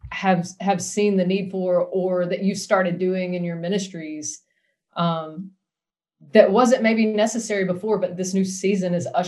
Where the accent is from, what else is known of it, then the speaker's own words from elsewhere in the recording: United States; yes, I'm an American, but I am part of a holy nation and a holy people.